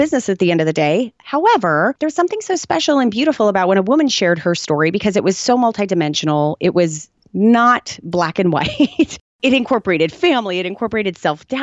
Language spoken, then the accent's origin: English; Tucson, Arizona, United States; I was born in Tucson, Arizona